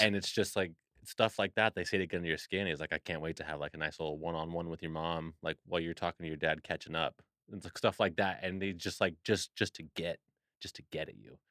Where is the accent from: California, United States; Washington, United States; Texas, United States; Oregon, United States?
Washington, United States; Seattle; also born or lived in Bremerton, Washington; I'm actually from Seattle, Washington, so not too far from Bremerton